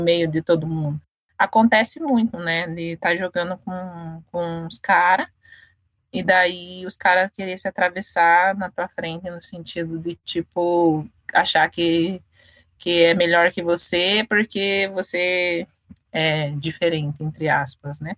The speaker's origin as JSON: {"language": "Portuguese", "town": "Curitiba", "region": "Paraná", "country": "Brazil", "tie": "born or raised there", "moved": "as an adult", "lives_now": "São Paulo, Brazil", "said": "eu sou do Paraná, da periferia de, de Curitiba, é, cidade industrial de Curitiba. O nome do, do bairro é Vila Nossa Senhora da Luz. Eu morava lá desde que eu nasci"}